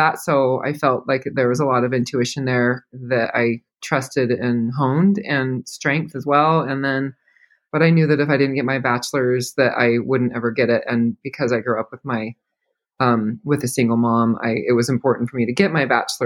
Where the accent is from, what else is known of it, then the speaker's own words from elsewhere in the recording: Arizona, United States; I grew up in Arizona